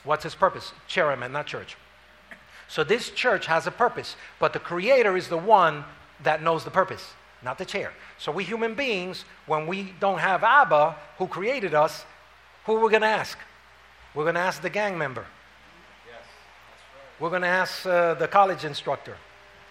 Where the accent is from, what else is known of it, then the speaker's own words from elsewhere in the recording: New York City, New York, United States; I was raised up in Harlem.